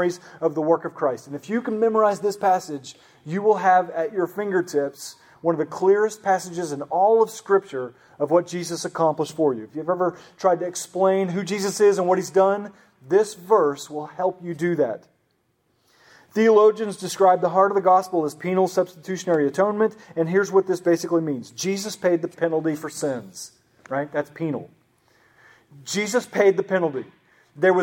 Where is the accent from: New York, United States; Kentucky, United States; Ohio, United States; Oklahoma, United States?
Oklahoma, United States; I grew up in Oklahoma